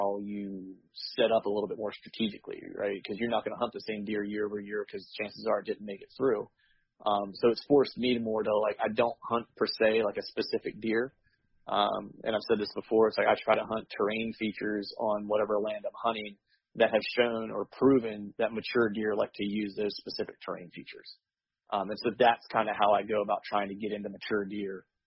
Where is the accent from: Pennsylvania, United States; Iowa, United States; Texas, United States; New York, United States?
Pennsylvania, United States; rural; also born or lived in Charleston, South Carolina; I was raised in rural Pennsylvania